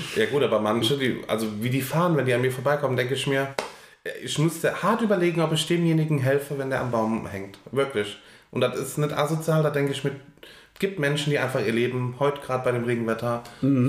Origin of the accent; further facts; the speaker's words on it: Germany; als Deutscher